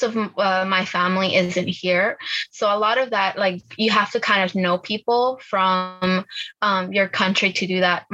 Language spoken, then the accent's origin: English; Virginia, United States; English is a second language; also born or lived in Bolivia; I was born in Bolivia. I came here when I was like seven years old to Virginia